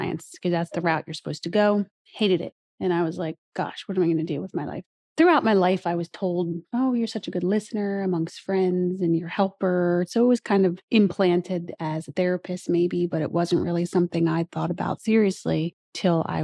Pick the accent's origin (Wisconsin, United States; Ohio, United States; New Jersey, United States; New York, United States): New Jersey, United States; Rosenhayn; also born or lived in Marlton, New Jersey; I grew up in South Jersey, further south in Cumberland County